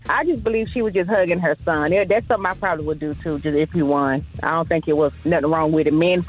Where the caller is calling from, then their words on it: Baton Rouge, Louisiana, United States; I'm calling from Baton Rouge.